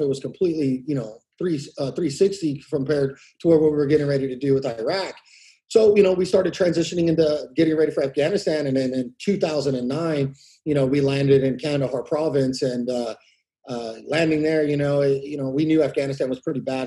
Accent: Exeter, California, United States; I grew up in Exeter, a small city in Tulare County, uh, um, probably like about 45 minutes south of uh, Fresno

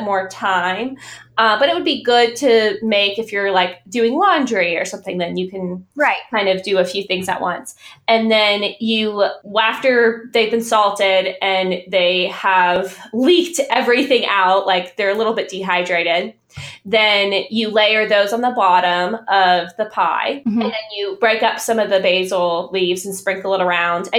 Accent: the South, United States; So I grew up in the South and my mom is from Florida, Miami

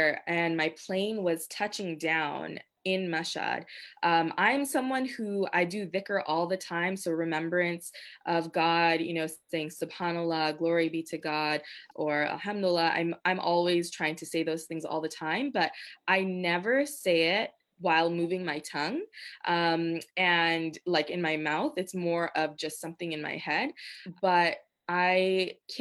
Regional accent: United States; I was from America

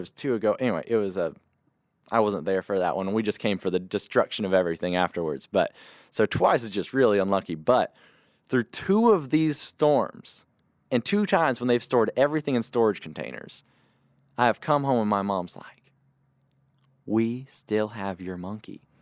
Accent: Mauriceville, Texas, United States; I grew up in Mauriceville, Texas

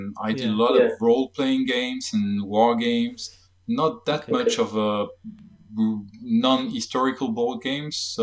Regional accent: France; accent: French; English is a second language; I'm French for my accent

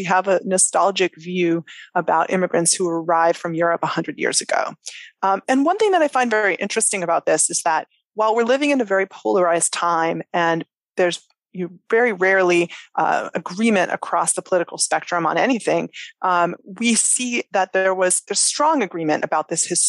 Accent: United States; growing up in the United States

